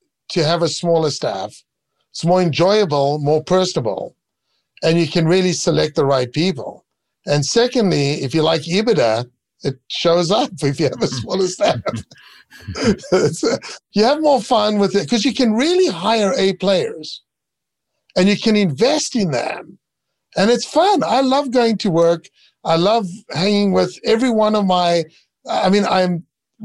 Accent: Israel; moved away as an adult; also born or lived in South Africa; now in United States; I really loved living and growing up in Israel, serving the military and just the environment there.

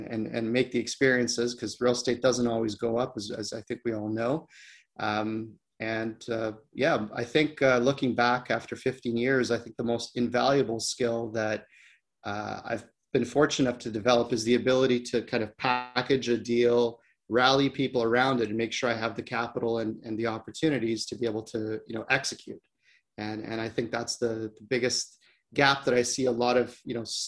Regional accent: Ontario, Canada; moved away as an adult; I grew up in Ontario

